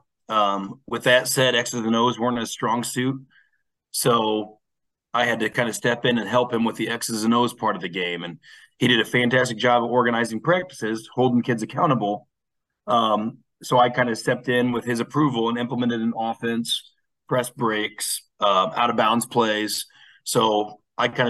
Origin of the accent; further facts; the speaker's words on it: Peoria, Illinois, United States; also born or lived in Chicago, Illinois; I moved back to my hometown of Peoria, Illinois